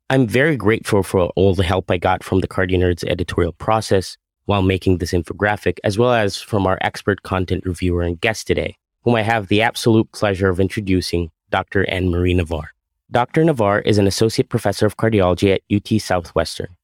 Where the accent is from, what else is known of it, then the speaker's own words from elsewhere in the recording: Egypt; moved away as an adult; also born or lived in Massachusetts; now in Burlington, United States; I grew up in Egypt, where I also attended med school and finished a cardiology residency